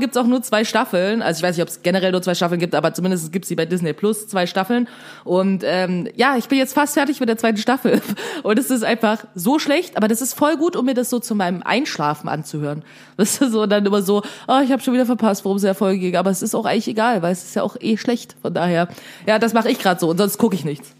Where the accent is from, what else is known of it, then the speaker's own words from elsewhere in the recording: Saxony, Germany; aus Sachsen, ich weiß ja, wo Plauen ist.